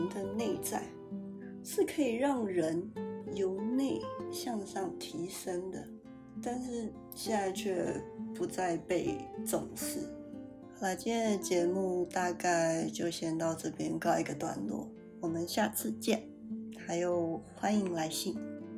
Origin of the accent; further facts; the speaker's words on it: Kaohsiung, Taiwan; moved away; 我自己是一个土生土长的高雄人，在高雄也住了二十几年